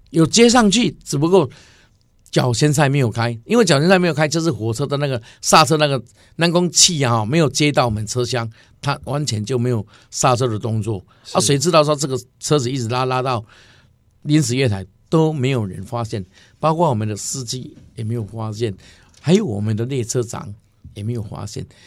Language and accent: Chinese; Taiwan; 我们台湾话叫做“卡卡”